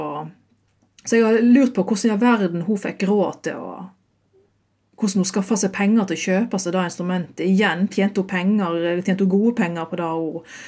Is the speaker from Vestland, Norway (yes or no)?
yes; Eidfjord, Vestland, Norway; Jeg hadde undervisning på Hardingfela midt i skoletida eh, hjemme i Eifjord